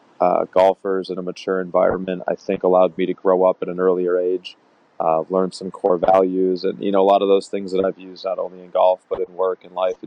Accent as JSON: {"language": "English", "region": "Minnesota", "country": "United States", "tie": "born or raised there", "also_born_or_lived": "Nebraska / West Coast / East Coast", "moved": "as an adult", "lives_now": "Rye, New York, United States", "said": "I grew up in Minnesota"}